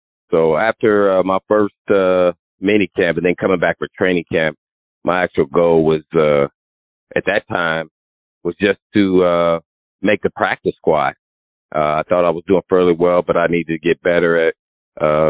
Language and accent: English; Indianapolis, Indiana, United States; I was too small growing up in Indianapolis